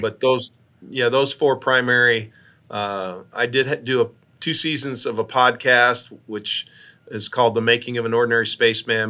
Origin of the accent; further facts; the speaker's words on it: Ashland, Nebraska, United States; Ashland, Nebraska, between Omaha and Lincoln, which is my hometown